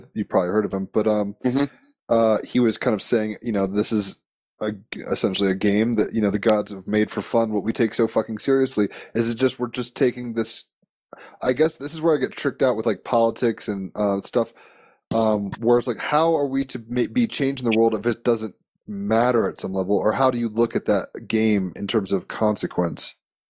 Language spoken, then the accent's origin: English; Virginia, United States; Oh, yeah. Yeah. I grew up in Virginia. So, yeah, we know.